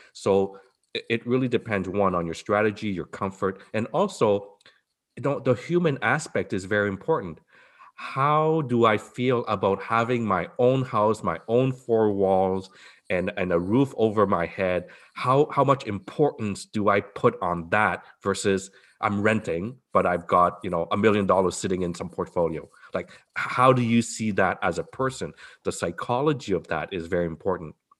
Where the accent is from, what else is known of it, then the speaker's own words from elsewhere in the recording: Montreal, Quebec, Canada; moved away as an adult; now in Toronto, Canada; I'm from Montreal, like you, Bob, I'm from Montreal, I moved here right after residency